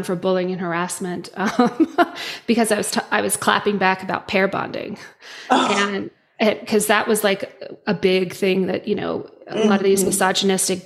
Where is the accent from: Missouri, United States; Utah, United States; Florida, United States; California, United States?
Utah, United States; I'm from Utah, raised Mormon.